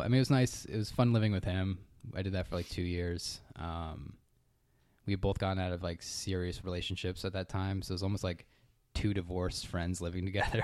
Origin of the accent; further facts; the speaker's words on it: Connecticut, United States; moved away as an adult; also born or lived in Boston / Lancaster, California; now in San Diego, United States; I'm from Connecticut